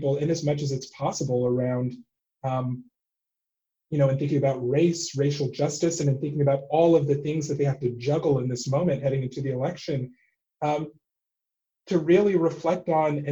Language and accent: English; Texas, United States; I grew up in Texas